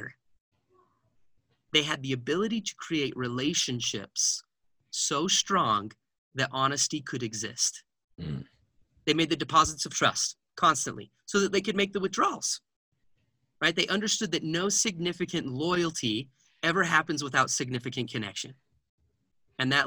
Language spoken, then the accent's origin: English; Heber City, Utah, United States; we grew up in Heber City, Utah, and that place, Wasatch High School, breeds wrestlers